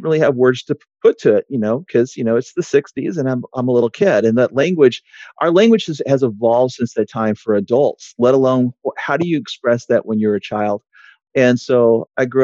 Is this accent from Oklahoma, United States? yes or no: yes; Oklahoma, United States; moved away; Originally, I'm from Oklahoma. My family had been there before statehood